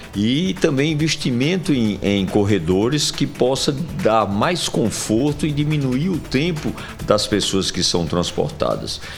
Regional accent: Sertão, Brazil; now in João Pessoa, Brazil; Herdei lá da minha terra, do sertão

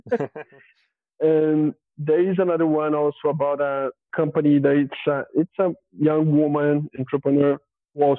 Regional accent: Valença, Rio de Janeiro, Brazil; English is a second language; now in São Paulo, Brazil; I'm originally from a small town in Rio de Janeiro countryside called Valença

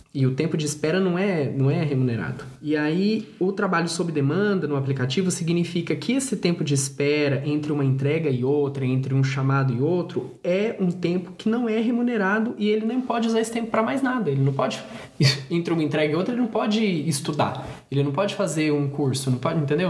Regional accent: Brazil; nós todos que somos brasileiros

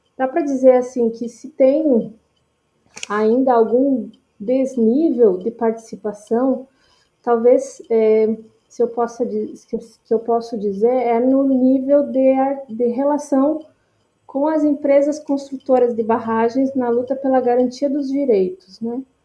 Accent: Rio Grande do Sul, Brazil; moved away as an adult; also born or lived in Brasília / São Paulo / Rio de Janeiro; eu sou natural do Rio Grande do Sul

